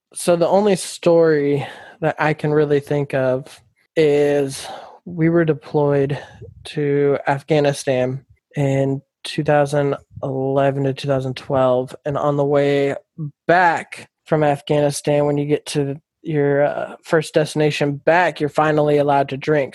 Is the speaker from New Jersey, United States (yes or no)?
no; Folsom, California, United States; also born or lived in Alaska; moved to Folsom, California when I was 10, grew up in Folsom, graduated